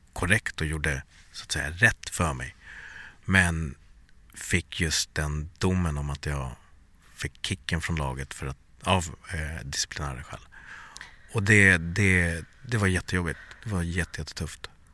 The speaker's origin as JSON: {"language": "Swedish", "country": "Sweden", "tie": "born or raised there", "also_born_or_lived": "Bangladesh (ancestry) / USA (lived one year)", "said": "I'm born and raised in Sweden but I'm from Bangladesh"}